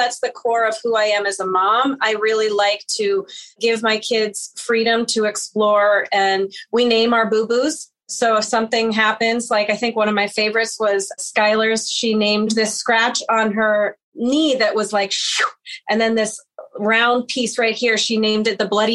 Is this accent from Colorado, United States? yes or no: yes; Boulder, Colorado, United States; moved away; I am originally from Boulder, Colorado. I still go home to the same house that I grew up in.